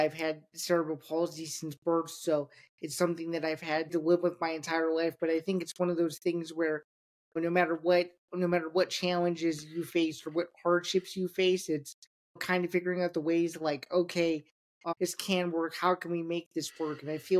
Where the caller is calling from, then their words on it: Downers Grove, Illinois, United States; I'm joining you today from the suburbs of Chicago. It's a town called Downers Grove, Illinois, about 45 minutes outside of the city